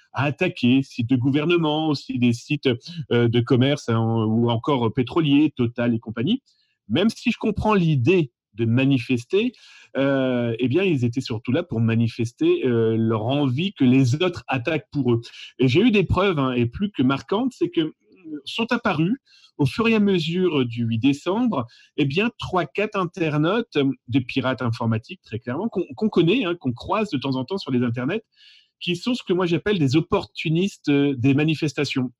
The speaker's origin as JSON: {"language": "French", "country": "France", "said": "chez nous en France"}